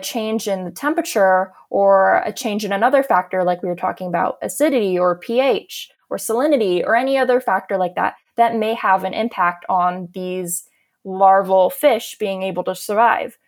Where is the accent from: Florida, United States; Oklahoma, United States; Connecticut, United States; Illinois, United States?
Florida, United States; Sarasota; growing up in Florida